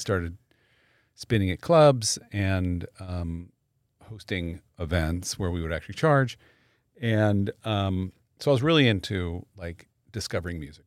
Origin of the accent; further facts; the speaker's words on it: Los Angeles, California, United States; I actually grew up here. I grew up in the valley. I was a North Hollywood High guy